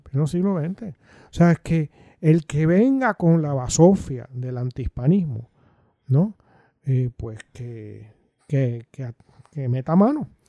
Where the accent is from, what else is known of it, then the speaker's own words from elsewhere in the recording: Coamo, Puerto Rico; soy de Coamo